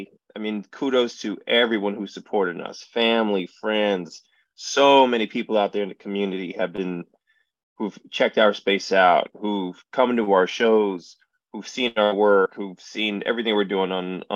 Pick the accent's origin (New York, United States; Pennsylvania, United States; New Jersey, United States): Pennsylvania, United States; Allentown; So my hometown of Allentown, Pennsylvania is also the hometown of a college named Muhlenberg College.